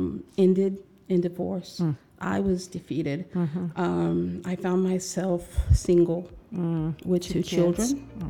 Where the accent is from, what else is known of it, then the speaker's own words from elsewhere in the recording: Lubbock, Texas, United States; So I grew up in Christian children's homes. Wow. In Lubbock.